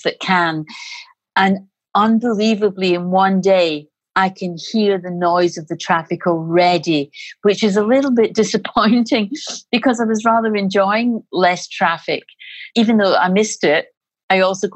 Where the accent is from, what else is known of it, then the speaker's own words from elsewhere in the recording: Glasgow, Scotland, United Kingdom; also born or lived in Spain; now in Liverpool, United Kingdom; I'm originally Scottish. I'm from Glasgow